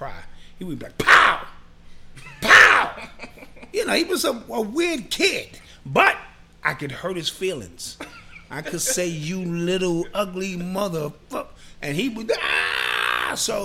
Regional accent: New York City, New York, United States; I'm from the Boogie Down Bronx

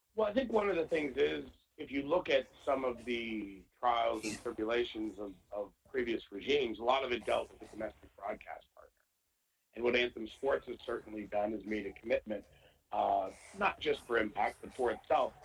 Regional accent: Canada; being Canadian

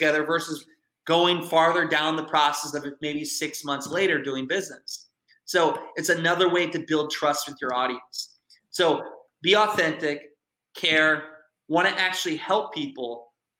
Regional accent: Iowa, United States; I grew up in Iowa.

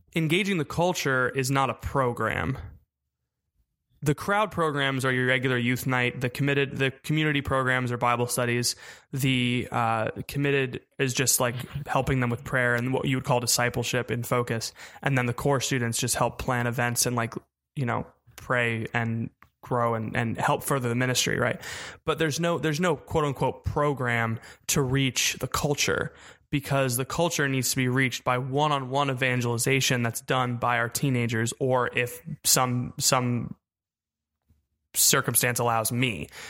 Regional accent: Melbourne, Florida, United States; moved away as an adult; also born or lived in Houston; I'm from Melbourne, Florida.

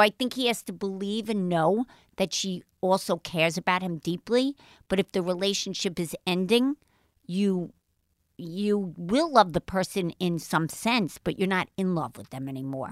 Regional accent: New York City, New York, United States; accent: Brooklynite; I do sound like a Brooklynite. I was born in Jamaica Heights

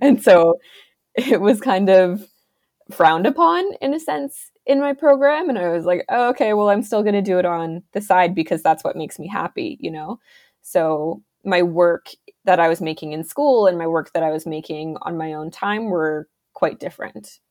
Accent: Ontario, Canada; I am an illustrator from Ontario, Canada

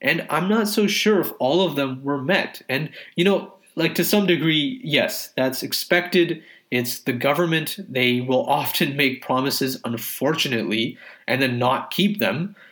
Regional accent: Canada; a Canadian Muslim

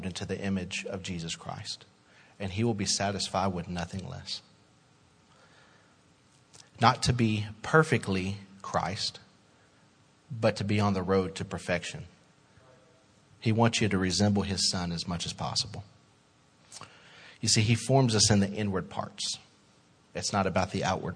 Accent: Little Rock, Arkansas, United States; born and raised in Little Rock

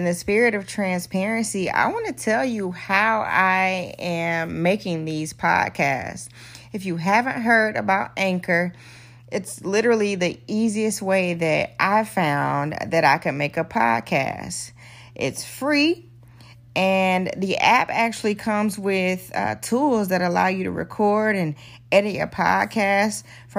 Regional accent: Dothan, Alabama, United States; moved away; my hometown of Dothan, Alabama

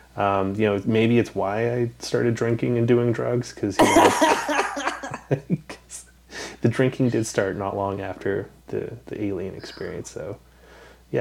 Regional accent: Western Canada, Canada; I grew up in Canada, never really left it much. Western Canada

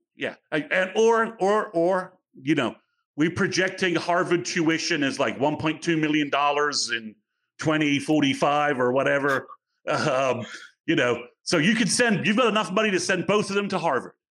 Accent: England, United Kingdom; moved away; I'm from England

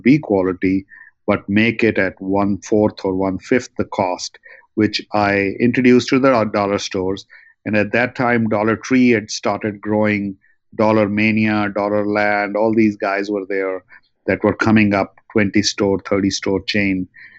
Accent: New Delhi, Delhi, India; also born or lived in Russia / New York, United States; now in Los Angeles, United States; Interestingly enough, you might have heard that I am originally from New Delhi and I went to Russia. From Russia, I came to New York and to Los Angeles.

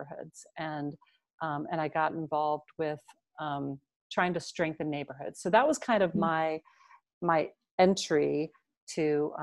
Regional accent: Washington, District of Columbia, United States; moved away as an adult; also born or lived in Maryland; now in Indianapolis, United States; having grown up in DC

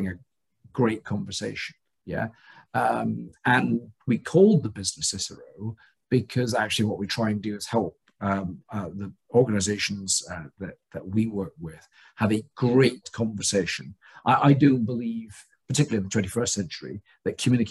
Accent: Scotland, United Kingdom; I was born in Scotland

